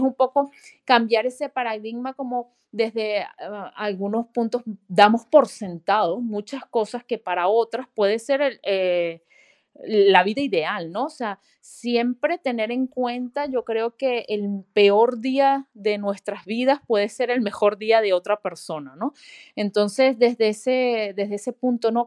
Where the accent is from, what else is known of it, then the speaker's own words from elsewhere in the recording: Venezuela; moved away as an adult; yo vengo de Venezuela